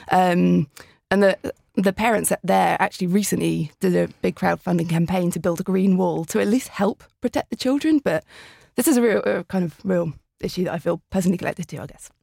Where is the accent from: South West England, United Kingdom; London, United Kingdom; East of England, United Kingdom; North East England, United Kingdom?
London, United Kingdom; grew up in West London